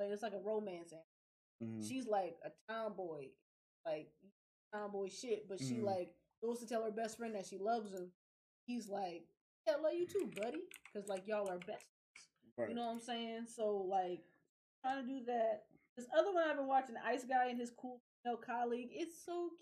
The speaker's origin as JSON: {"language": "English", "country": "United States"}